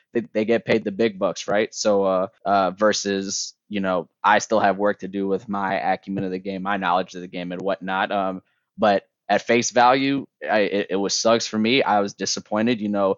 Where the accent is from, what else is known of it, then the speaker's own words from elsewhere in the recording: Michigan, United States; and I grew up in Michigan. So, like, I love Michigan hoops.